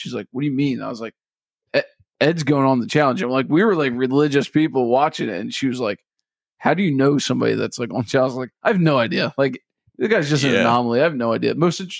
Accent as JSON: {"language": "English", "country": "Ireland", "lives_now": "Toronto, Canada", "said": "I'm an Irish woman in Toronto next to my wife."}